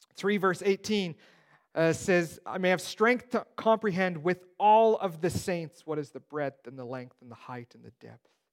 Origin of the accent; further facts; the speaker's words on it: Steinbach, Manitoba, Canada; I grew up in Steinbach. It's the Mennonite Mecca of the world